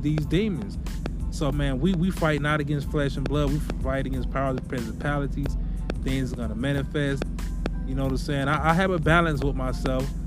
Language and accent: English; Milwaukee, Wisconsin, United States; moved away; I used to love to go visit my hometown in Milwaukee